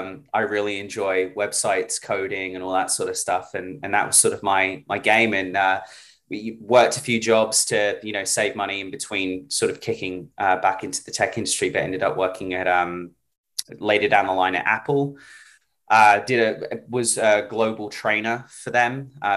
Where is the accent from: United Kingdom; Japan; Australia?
United Kingdom; now in New York, United States; But originally from the UK, moved over here to New York about 7 years ago now.